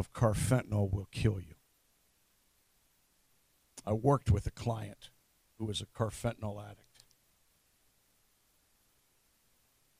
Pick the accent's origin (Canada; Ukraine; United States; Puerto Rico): Canada; London, Ontario; also born or lived in Norwich, Ontario; my hometown of London, Ontario